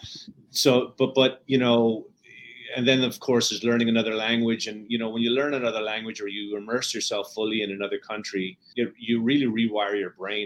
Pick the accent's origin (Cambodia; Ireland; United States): Ireland; Dublin, Leinster; moved away; also born or lived in Wexford; I grew up in Dublin, Ireland